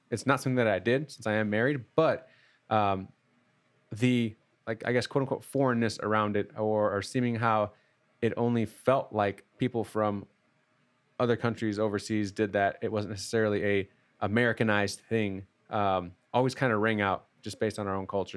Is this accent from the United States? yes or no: yes; Midwest, United States; I'm from the Midwest